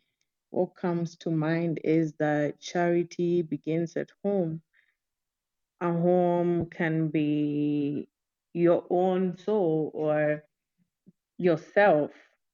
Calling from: Nairobi, Kenya; Hi, Simon. This is …. I'm speaking from Nairobi, Kenya.

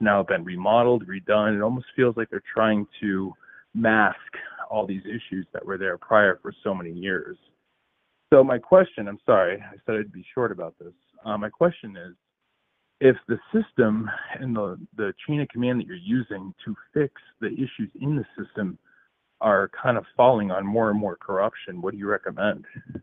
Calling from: New Hampshire, United States; I'm actually calling from New Hampshire.

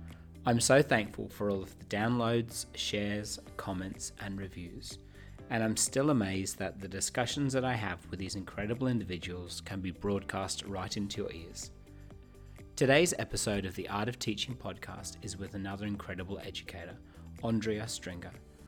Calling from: Sydney, New South Wales, Australia; I am also calling from Sydney

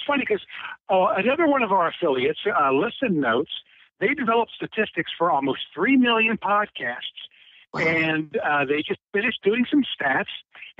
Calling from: Cincinnati, Ohio, United States; This is … in Cincinnati.

